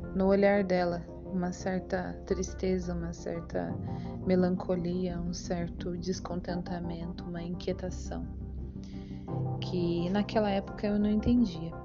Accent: São João da Boa Vista, São Paulo, Brazil; Nasci na Vila Seca, antiga Vila Seca, no bairro do DR, em São João da Boa Vista, interior de São Paulo

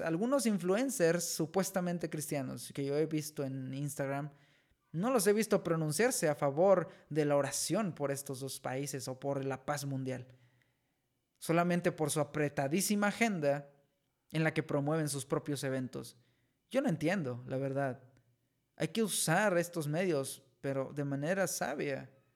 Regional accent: Mexico; aquí en México

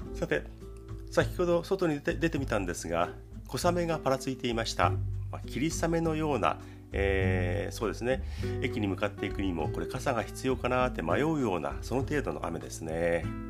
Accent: Kanagawa, Japan; 神奈川県生まれ

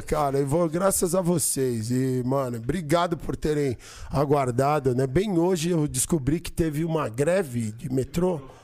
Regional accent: São Paulo, Brazil; eu nasci aqui, mano. Eu sou paulista, paulistano, nascido na Avenida Paulista

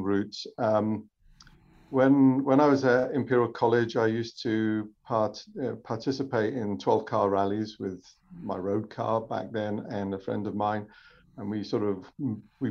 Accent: South Wales, United Kingdom; moved away as an adult; also born or lived in London; I was born in South Wales, which is a rallying part of the UK. Rugby player as a kid

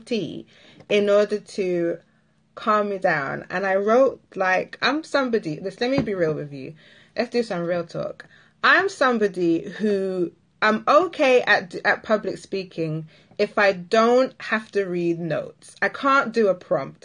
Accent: Barbados; if you're an island girl like myself, I'm from Barbados

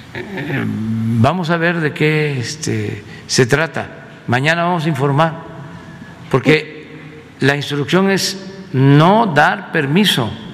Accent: Tepetitán, Tabasco, Mexico; moved away; Tepetitán, que es mi pueblo, Macuspana, Tabasco

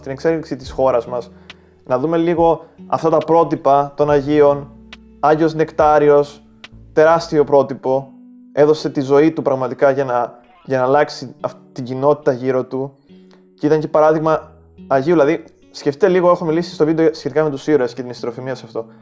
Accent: Greece; σαν Έλληνες

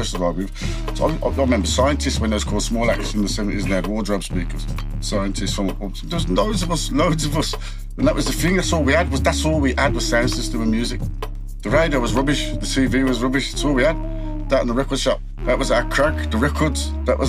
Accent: Birmingham, West Midlands, United Kingdom; I was in Bartley Green mostly. Yeah. From like 13, Bartley Green, Woodgate Valley, man.

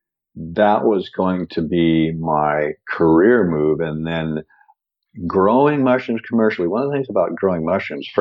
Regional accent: Seattle, Washington, United States; I grew up in Seattle in an area that is evergreen

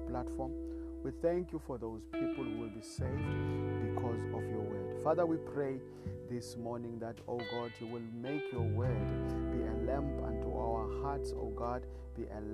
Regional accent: South Africa; I come from South Africa

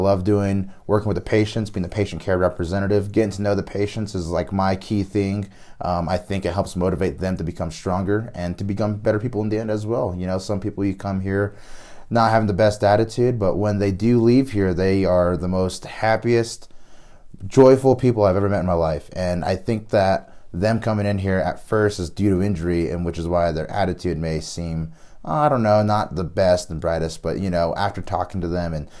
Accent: Durango, Colorado, United States; I am here from Durango, Colorado.

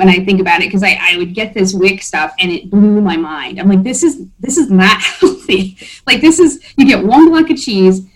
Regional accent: Iowa, United States; also born or lived in Germany; now in Michigan, United States; I'm from Iowa

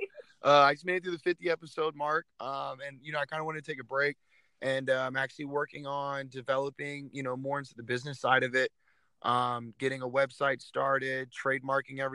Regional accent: Phoenix, Arizona, United States; my hometown of Phoenix, Arizona

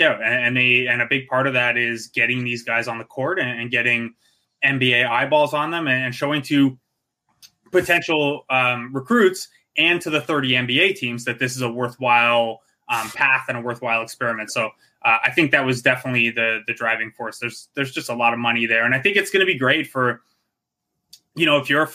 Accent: Cambridge, Ontario, Canada; I grew up in Cambridge, which is like the Kitchener area

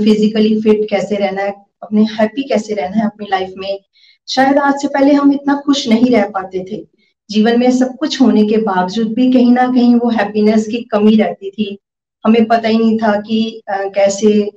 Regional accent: Pathankot, Punjab, India; मैं पठानकोट से हूँ

